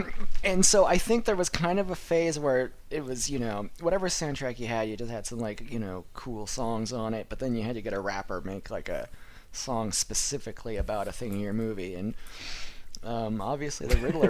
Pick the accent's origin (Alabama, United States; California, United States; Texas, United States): California, United States; Northern; I'm from Northern California.